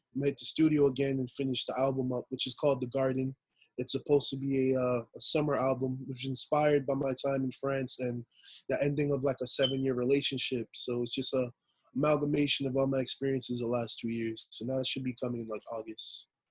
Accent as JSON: {"language": "English", "town": "New York City", "region": "New York", "country": "United States", "tie": "born or raised there", "also_born_or_lived": "Queens, New York", "said": "I'm from Queens, Queens, New York. Um, originally I was born in Brooklyn, moved to Queens when I hit like my teens, and just been my stomping ground ever since"}